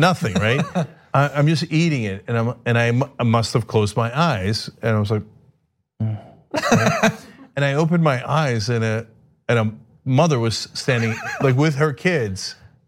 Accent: East Brunswick, New Jersey, United States; moved away; when I was a kid growing up in East Brunswick

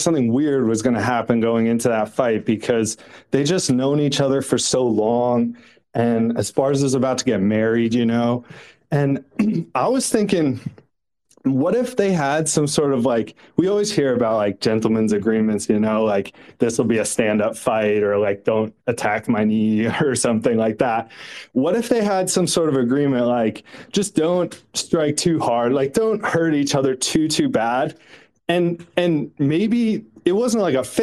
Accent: New York, United States; I grew up in New York with like the Schmooze and Mad Dog

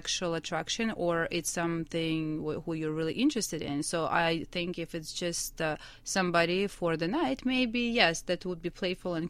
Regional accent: Ukraine; moved away as an adult; now in Montreal, Canada; I was born in Ukraine. I've been in Montreal for 17 years

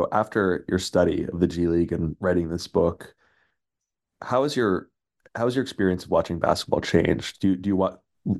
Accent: Los Angeles, California, United States; I'm from Los Angeles

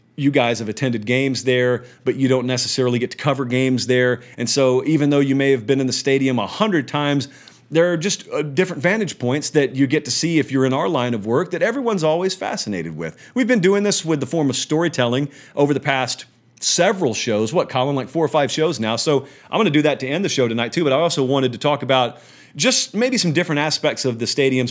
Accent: Columbus, Georgia, United States; moved away as an adult; now in Nashville, United States; I live in Columbus, Georgia. I'm from Columbus

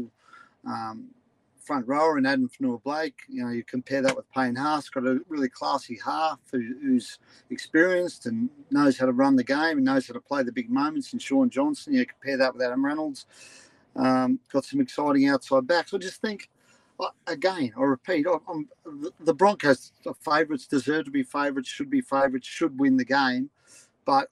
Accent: Ipswich, Queensland, Australia; also born or lived in Jindalee; I grew up in Goodna. I moved to Jindalee. So I'm an Ipswich boy

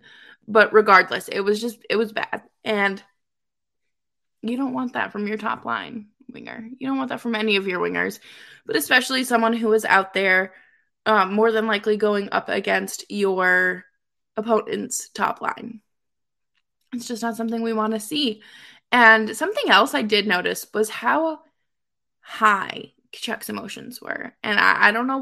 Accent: Boston, Massachusetts, United States; I grew up spoiled rotten in Boston

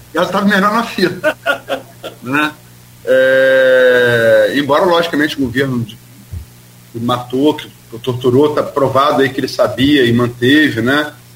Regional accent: Campos dos Goytacazes, Rio de Janeiro, Brazil; eu sou de Campos e, e, e sempre vou votar em candidato para o parlamento da minha região

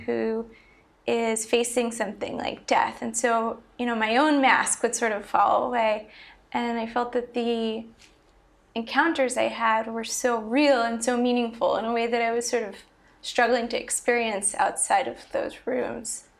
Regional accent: Long Island, New York, United States; moved away as an adult; also born or lived in Philadelphia, Pennsylvania; I grew up on Long Island, New York, and then I went to college at the University of Pennsylvania in Philadelphia

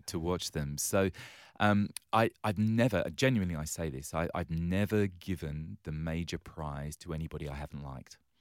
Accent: London, United Kingdom; now in Western Australia, Australia; I was born and raised on the wrong side of the railway tracks in London town

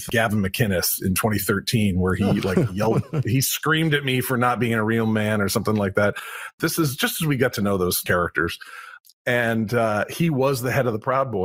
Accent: United States; I'm an American guy, but I've lived other places.

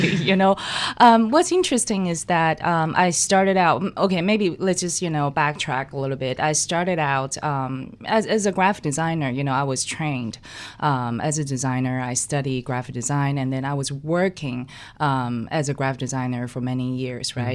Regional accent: Taiwan; now in New York City, United States; I grew up in Taiwan. I was born and raised in Taiwan.

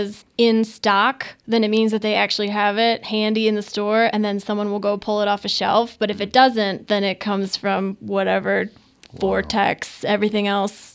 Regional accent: Midwest, United States; I'm from the Midwest, you know, I'm hardy work stock.

